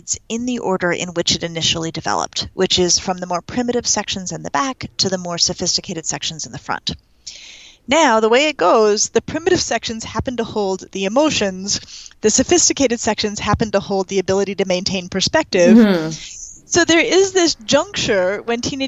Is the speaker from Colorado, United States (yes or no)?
yes; Denver, Colorado, United States; I'm from Denver